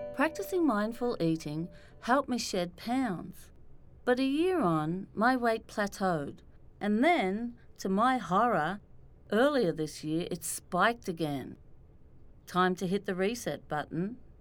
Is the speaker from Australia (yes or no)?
yes; Australia; now in New York, United States; I'm Australian